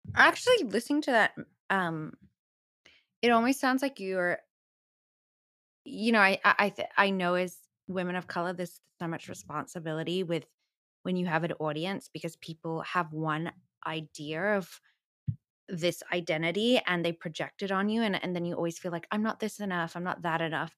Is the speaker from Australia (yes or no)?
yes; Australia; growing up in Australia